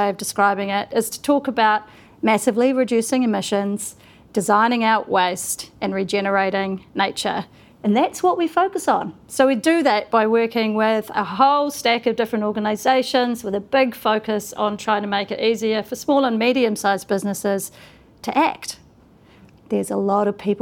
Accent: Auckland, New Zealand; I grew up in Tamaki Makaurau

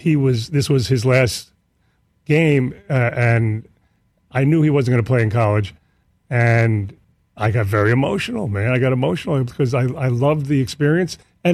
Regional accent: New York City, New York, United States; my hometown, Queens

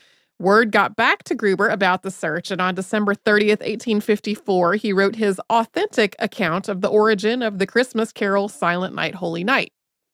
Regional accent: Wellington, New Zealand; My hometown of Wellington, New Zealand, has a cable car.

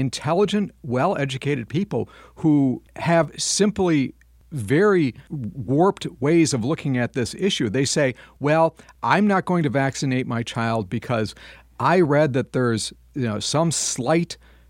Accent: Madison, Wisconsin, United States; This is a big issue in my hometown of Madison, Wisconsin

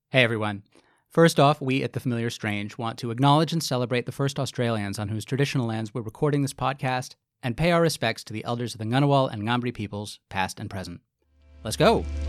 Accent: United States; I'm a white man, I'm from America

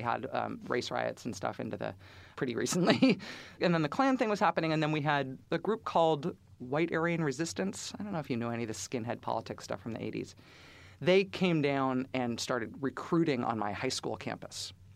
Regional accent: Bay Area, California, United States; also born or lived in Alameda County; now in Massachusetts, United States; growing up in the Bay Area

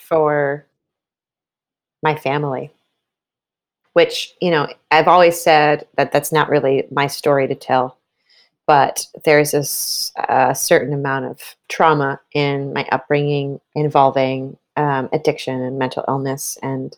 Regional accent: East Coast, United States; we're both from the East Coast, a place with hills and mountains and trees.

